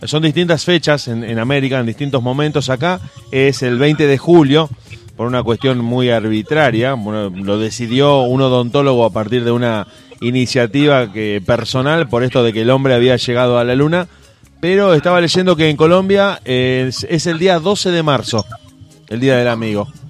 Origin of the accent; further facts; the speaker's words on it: Argentina; como decimos acá en Argentina